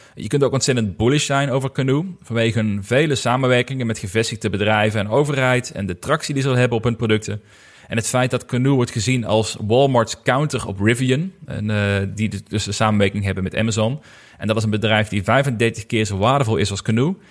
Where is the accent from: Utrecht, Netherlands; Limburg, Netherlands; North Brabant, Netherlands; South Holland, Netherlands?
Limburg, Netherlands; bij VDL Netcar, bij ons in Limburg